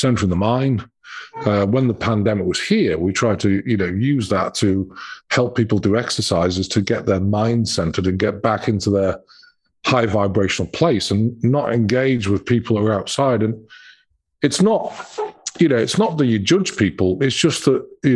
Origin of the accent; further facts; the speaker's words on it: England, United Kingdom; moved away as an adult; now in United States; I'm British